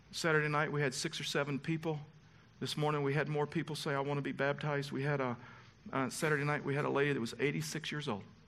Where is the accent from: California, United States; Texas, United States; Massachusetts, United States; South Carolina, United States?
Texas, United States; I was raised in the South. I was raised in Texas.